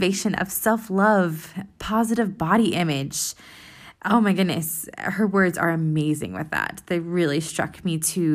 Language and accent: English; United States; now in Europe; I'm an American living in Europe